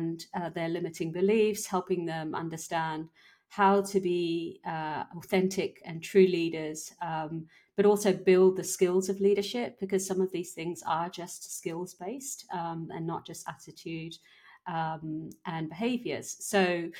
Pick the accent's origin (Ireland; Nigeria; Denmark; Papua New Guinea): Papua New Guinea; moved away; also born or lived in London / Barcelona; born and raised in Papua New Guinea